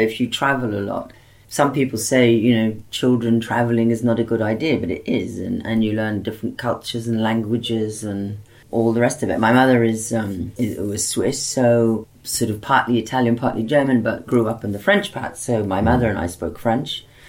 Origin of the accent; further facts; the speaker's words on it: Cairo, Cairo Governorate, Egypt; also born or lived in Liberia / Fiji; So I ended up growing up in West Africa and Liberia, in North Africa and Egypt, South Pacific, Fiji.